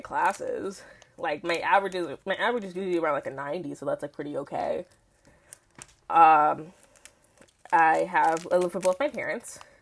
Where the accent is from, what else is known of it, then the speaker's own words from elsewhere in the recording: New York City, New York, United States; I'm from Queens, New York, born and raised